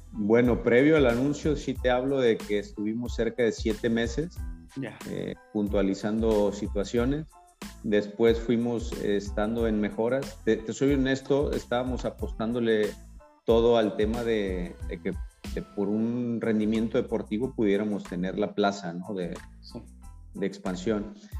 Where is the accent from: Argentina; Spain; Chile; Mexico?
Mexico; Guadalajara, Jalisco; moved away as an adult; now in La Paz, Mexico; yo soy de Guadalajara y cuando llegué acá a La Paz